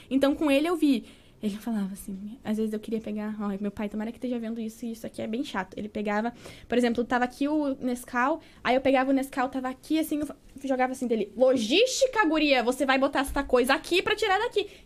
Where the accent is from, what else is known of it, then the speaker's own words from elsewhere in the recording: Salvador, Bahia, Brazil; born there; also born or lived in Curitiba; eu nasci em Salvador, na Bahia.